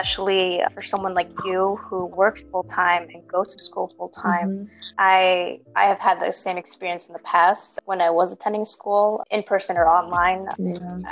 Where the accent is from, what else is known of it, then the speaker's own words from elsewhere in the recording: Chicago, Illinois, United States; I'm also from a big city. I'm from Chicago